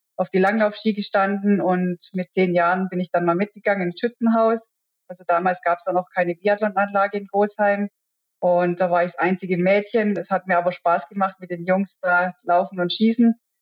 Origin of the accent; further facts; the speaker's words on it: Wehingen, Baden-Württemberg, Germany; Ich bin ja in Wehingen aufgewachsen